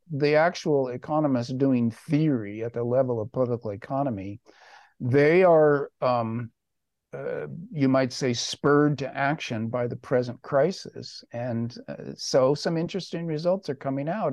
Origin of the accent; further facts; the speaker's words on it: United States; I am an American